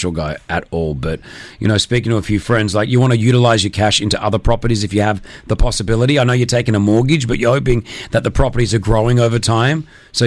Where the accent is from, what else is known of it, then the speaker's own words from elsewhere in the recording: Australia; moved away as an adult; now in Dubai, United Arab Emirates; I looked at my home country, for example, Australia, which I love. I love Australia. I'm Australian